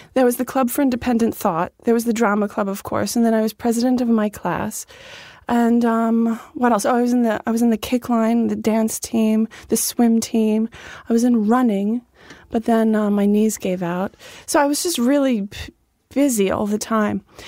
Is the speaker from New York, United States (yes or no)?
yes; Dix Hills, New York, United States; born or raised there